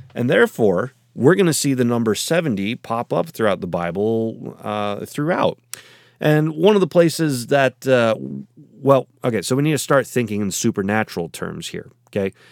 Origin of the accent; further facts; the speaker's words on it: United States; I'm in, uh, America and therefore, uh, in the United States